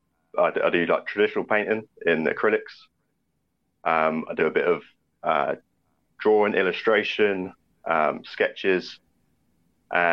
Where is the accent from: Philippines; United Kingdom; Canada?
United Kingdom; Southampton, South East England; born or raised there